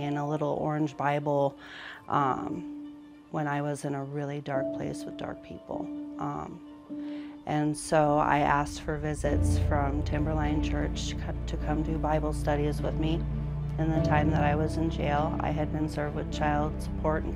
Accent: Fort Collins, Colorado, United States; moved away as an adult; also born or lived in Loveland, Colorado / Alaska; I am from Fort Collins, Colorado. I was born in Loveland.

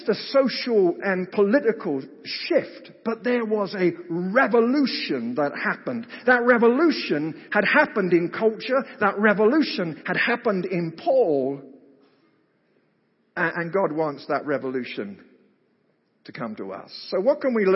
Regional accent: United Kingdom; moved away; I grew up in Britain

